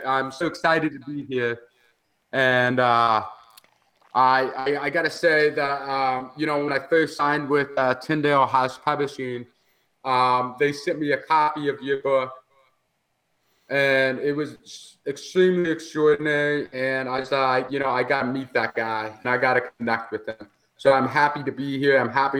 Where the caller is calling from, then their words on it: St. Louis, Missouri, United States; And yes, I'm live from St. Louis.